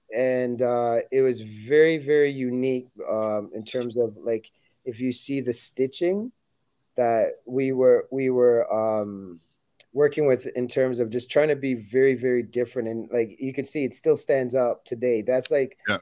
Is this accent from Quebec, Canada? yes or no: no; Toronto, Ontario, Canada; we were we were from Toronto, Canada.